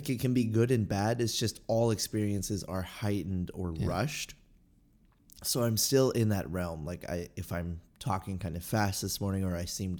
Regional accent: Los Angeles, California, United States; now in Valencia, United States; I did. I grew up in Los Angeles, but mostly in the San Fernando Valley. And then from there, I moved all around the San Fernando Valley, and then I lived in West LA for 3 years, and now I live in Valencia

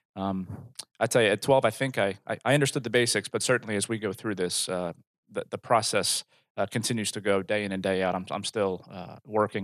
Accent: New Jersey, United States; moved away as an adult; now in Rogers, United States; I'm originally from New Jersey

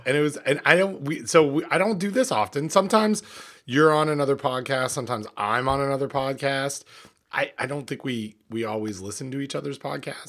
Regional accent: Port Hope, Ontario, Canada; what it was like to grow up in Port Hope, Ontario

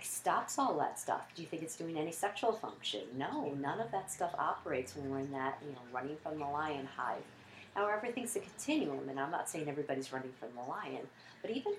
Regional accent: United States; we're all American

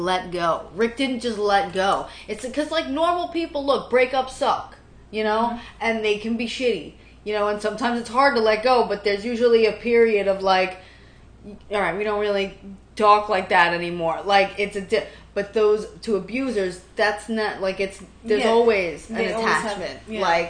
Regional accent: New York City, New York, United States; I grew up in Brooklyn.

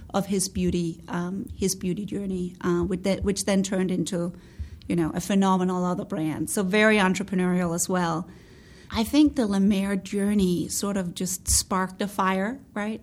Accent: Denmark; moved away as an adult; also born or lived in New York, United States; now in United States; I'm Scandinavian. I'm born and raised in Denmark. I I came to the US, came to New York

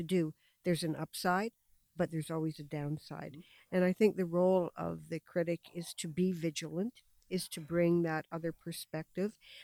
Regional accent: London, Ontario, Canada; I was born in London and have very, very close ties to the city. I've spent my entire life here.

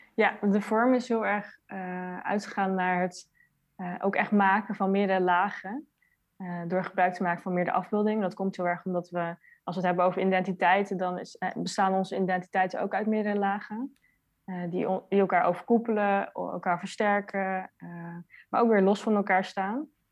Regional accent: Netherlands; Ik ben zelf geboren in Nederland

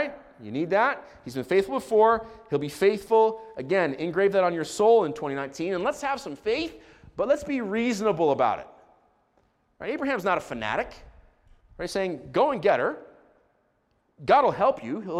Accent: Israel; I grew up in Israel

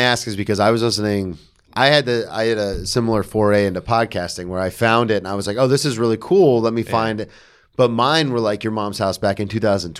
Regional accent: the South, United States; Yeah, because we're from the South.

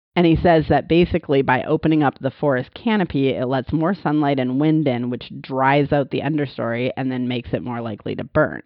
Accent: Montana, United States; I grew up in Montana

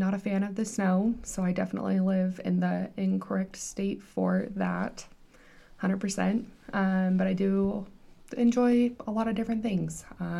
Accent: Blackfoot, Idaho, United States; I'm actually from Blackfoot, Idaho.

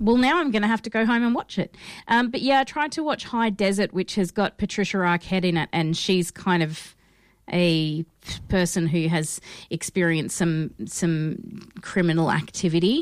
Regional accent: United States; I'm so American

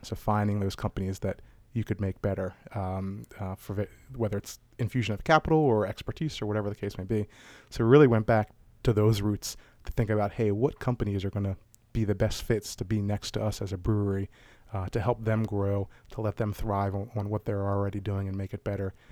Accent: Baltimore, Maryland, United States; growing up around Maryland, uh, around Baltimore.

